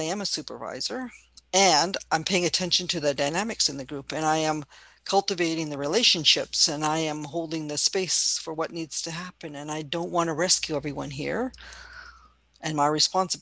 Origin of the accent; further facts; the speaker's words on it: Canada; I'm Chinese Canadian